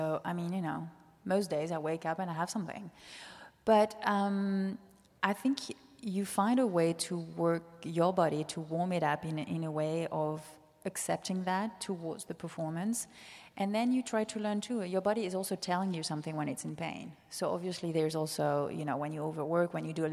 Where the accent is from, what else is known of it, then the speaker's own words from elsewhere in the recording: Nice, Provence-Alpes-Côte d'Azur, France; moved away as an adult; also born or lived in Netherlands / New York; now in San Francisco, United States; I was born in Nice